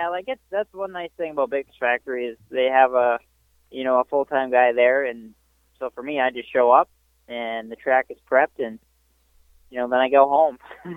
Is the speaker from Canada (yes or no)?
no; Millville, United States; also born or lived in Pennsylvania; growing up in Millville, we always had equipment.